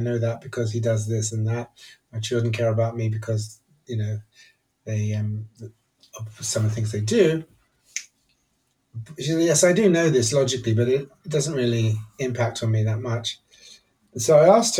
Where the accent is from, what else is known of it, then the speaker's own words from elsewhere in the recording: Nigeria; moved away; also born or lived in England / Edinburgh; I grew up in Nigeria, actually, and then I came to English boarding school